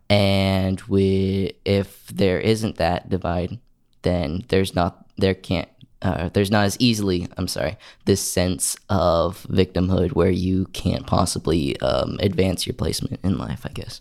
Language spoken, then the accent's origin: English; Oklahoma, United States; I'm from Oklahoma, and I like to show my Oklahoma pride.